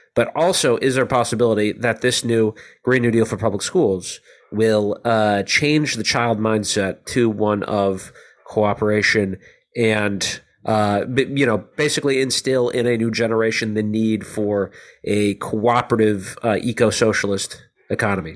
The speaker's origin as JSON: {"language": "English", "country": "United States", "said": "as an American"}